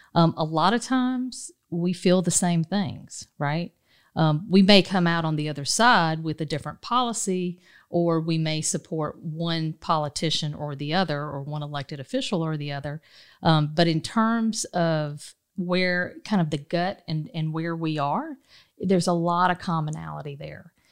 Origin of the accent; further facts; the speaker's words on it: Dodge County, South Georgia, United States; moved away; I grew up in a, in a place called Dodge County